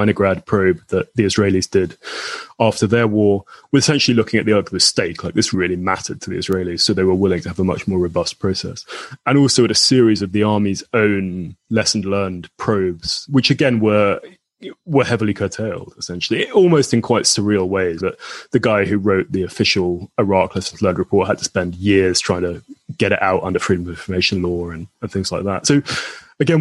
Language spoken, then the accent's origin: English; United Kingdom; also born or lived in United States; I am British, but I had a postgraduate Fulbright scholarship to the US